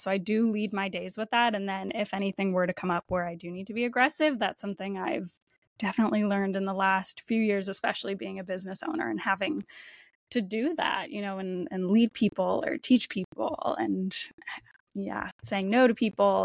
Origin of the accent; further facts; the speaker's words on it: Windsor, Ontario, Canada; moved away as an adult; now in Toronto, Canada; I grew up just across the border in Windsor, Ontario, in Canada